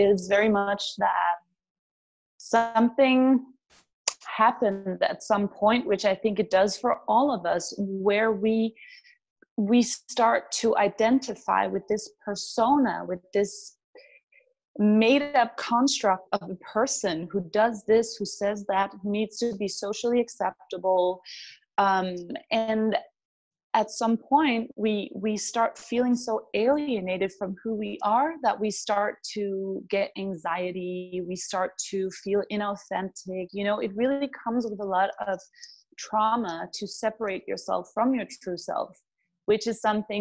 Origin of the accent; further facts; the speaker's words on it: Denmark; moved away as an adult; I'm from Denmark.